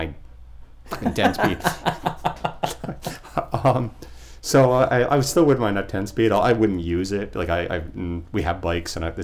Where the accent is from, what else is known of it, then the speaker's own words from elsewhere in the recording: Port St. Lucie, Florida, United States; also born or lived in New Jersey; When I was a kid, I grew up in Port St. Lucie